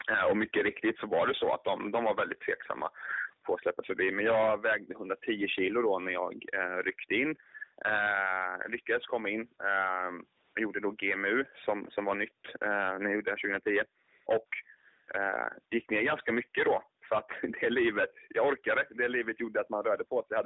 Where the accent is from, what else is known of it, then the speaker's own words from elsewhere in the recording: Jönköping, Jönköping County, Sweden; now in Stockholm, Sweden; jag är född och uppvuxen i Jönköping, men till vardags nu så eh, lever jag i Stockholm